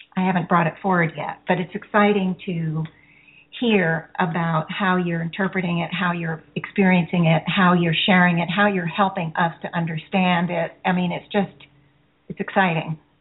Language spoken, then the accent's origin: English; Connecticut, United States; I'm from Connecticut, also.